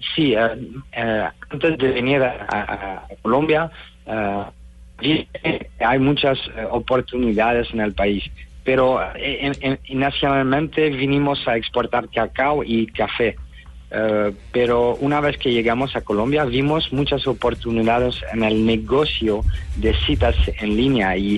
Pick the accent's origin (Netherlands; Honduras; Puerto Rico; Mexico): Netherlands; now in Spain; Jess, y yo somos de Holanda